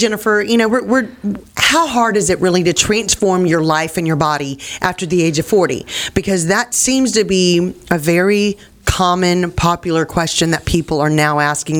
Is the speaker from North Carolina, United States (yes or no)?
no; Lake Charles, Louisiana, United States; I'm from Lake Charles, so hey, Bo, we're Louisiana people.